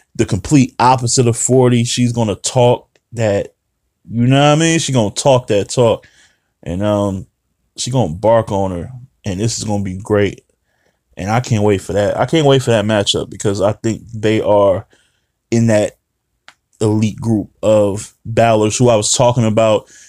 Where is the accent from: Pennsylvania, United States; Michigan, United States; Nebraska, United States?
Michigan, United States; Detroit; I'm from Detroit.